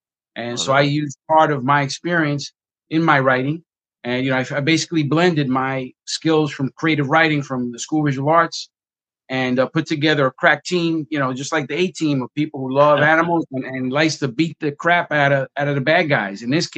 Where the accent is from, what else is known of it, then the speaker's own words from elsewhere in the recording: New York City, New York, United States; I'm from the Bronx, and I'm a former boxer from the Bronx.